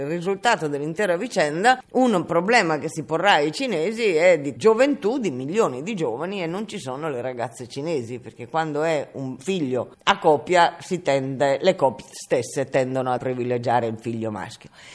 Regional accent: Italy

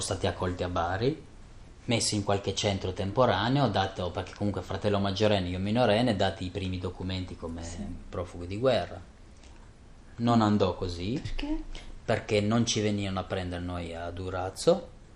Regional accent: Kosovo; first language Albanian; Italian is a second language; now in Italy; vengo dal Kosovo, vivo da molti anni in Italia

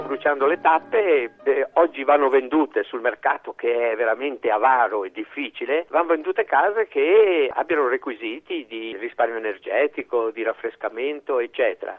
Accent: Italy

